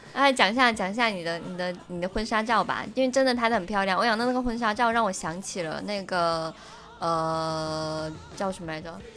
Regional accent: Shenzhen, Guangdong, China; moved away as an adult; now in Qingdao, China; 我不能说我是一个土生土长的深圳人，但是毕竟在那里生活了将近三十年

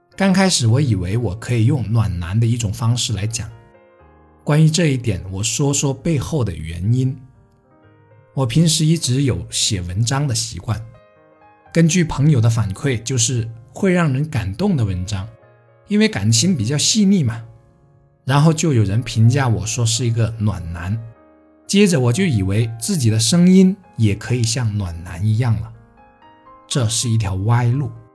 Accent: Guangdong, China; Chinese is a second language; 对于我们连美丽的先发和期盼都说不准的广东人来说

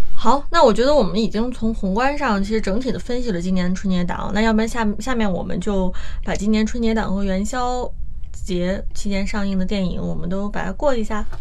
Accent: China; 我们大陆

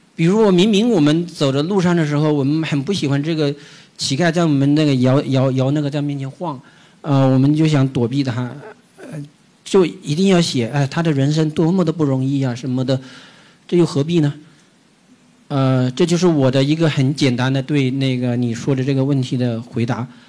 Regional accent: Jiangxi, China; now in Beijing, China; 古龙还是我们祖籍我们江西人呢

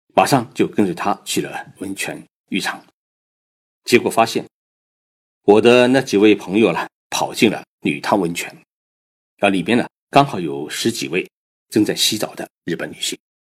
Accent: China; 我们中国人生病就会去上山采药

